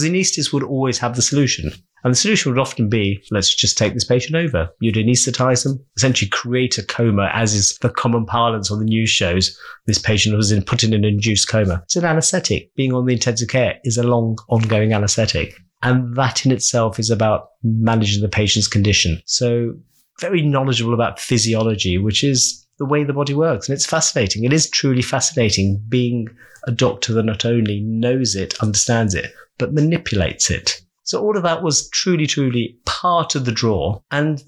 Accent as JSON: {"language": "English", "region": "London", "country": "United Kingdom", "tie": "born or raised there", "also_born_or_lived": "Uganda / Kent", "said": "I almost feel so partisan that I am a Londoner."}